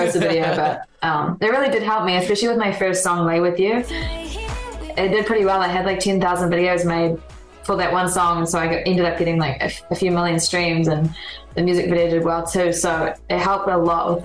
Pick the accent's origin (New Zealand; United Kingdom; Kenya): New Zealand; Auckland; moved away as an adult; now in Los Angeles, United States; born and raised New Zealand.